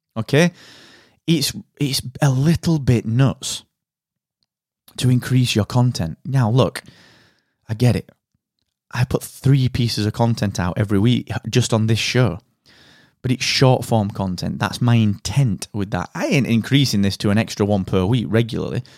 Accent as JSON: {"language": "English", "country": "United Kingdom", "said": "I am that British podcast guy"}